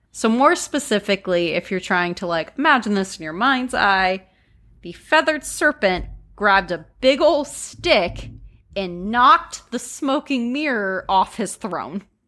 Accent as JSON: {"language": "English", "region": "Pennsylvania", "country": "United States", "moved": "yes", "said": "I'm from Pennsylvania"}